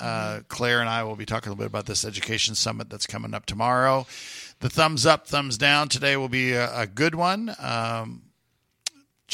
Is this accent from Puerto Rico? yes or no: yes; Puerto Rico; now in Houston, United States; as a little kid, and this is growing up in Puerto Rico